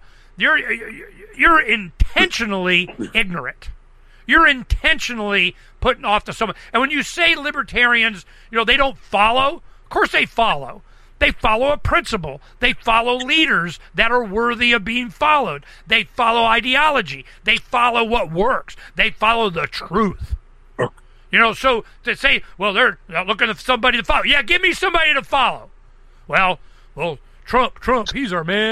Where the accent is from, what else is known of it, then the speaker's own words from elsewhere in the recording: Southwest, United States; I'm from Southwest.